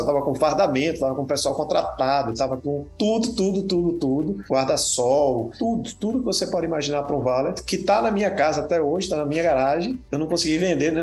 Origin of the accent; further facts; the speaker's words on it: Recife, Pernambuco, Brazil; moved away as an adult; also born or lived in Rio de Janeiro / Angola; now in Miami, United States; eu nasci no Rio de Janeiro, mas com dois meses eu fui para Recife e morei em Recife até 2008.